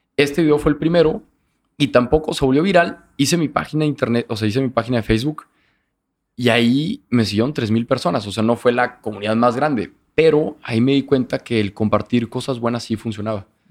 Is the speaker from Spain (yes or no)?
no; Torreón, Coahuila, Mexico; moved away as an adult; now in Monterrey, Mexico; soy de Torreón y toda la vida